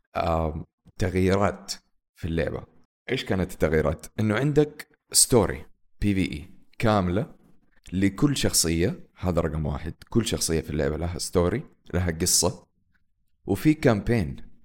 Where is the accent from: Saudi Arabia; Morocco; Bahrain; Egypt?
Saudi Arabia; عندنا في السعودية